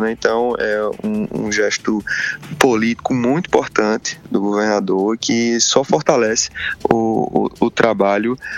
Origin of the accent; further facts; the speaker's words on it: Campina Grande, Paraíba, Brazil; E como eu é, vim de Campina, né, tenho minhas raízes políticas fincadas lá